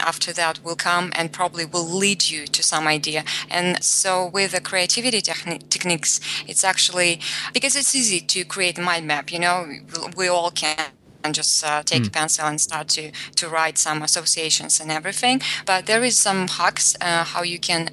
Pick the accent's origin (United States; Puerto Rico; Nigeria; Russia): Russia; I grew up in Russia and Russian myself